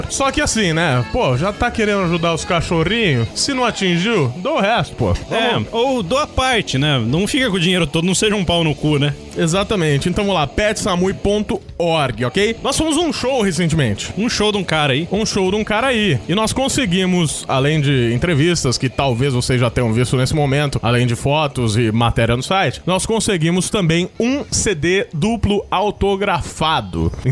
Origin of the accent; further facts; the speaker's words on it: Matão, São Paulo, Brazil; É, nós somos de Matão? né? Mas tudo bem.